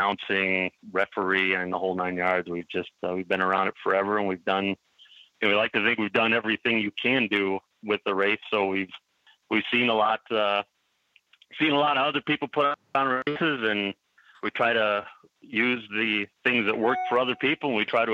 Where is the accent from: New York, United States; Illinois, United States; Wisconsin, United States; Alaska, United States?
Wisconsin, United States; Milwaukee; born and raised in Milwaukee, lived here my whole life